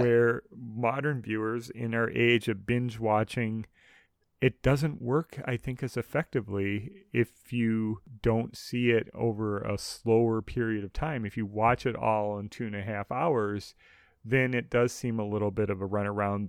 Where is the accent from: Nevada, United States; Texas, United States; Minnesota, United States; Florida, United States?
Minnesota, United States; Minneapolis–Saint Paul; growing up in Twin Cities in Minnesota